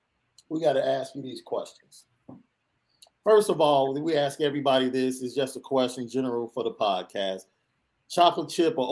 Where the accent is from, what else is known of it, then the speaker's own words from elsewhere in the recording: Chicago, Illinois, United States; I'm from Chicago